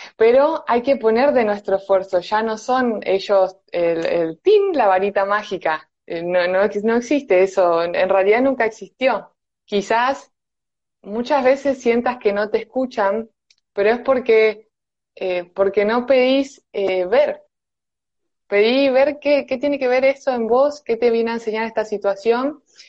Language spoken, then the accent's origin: Spanish; Buenos Aires, Argentina; soy de Buenos Aires, Argentina